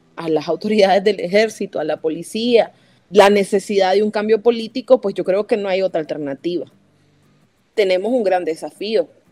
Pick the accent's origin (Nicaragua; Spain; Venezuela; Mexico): Nicaragua; moved away as an adult; Salí de Nicaragua en junio del 2018